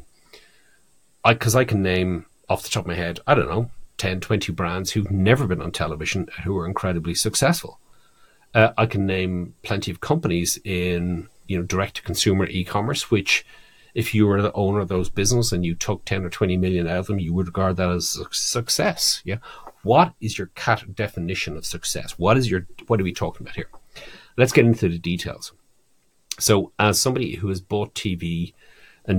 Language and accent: English; Ireland; moved away; my home country, Ireland